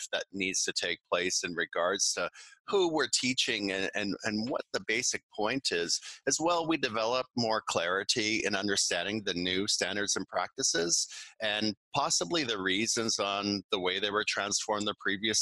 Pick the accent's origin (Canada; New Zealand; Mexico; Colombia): Canada; moved away as an adult; now in Beijing, China; I'm a Canadian. I've been living and teaching internationally since 2006.